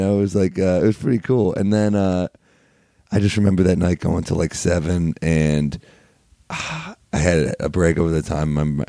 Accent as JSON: {"language": "English", "town": "New York City", "region": "New York", "country": "United States", "tie": "born or raised there", "said": "I was born in New York. What part? Originally Flatiron, then the Upper East Side."}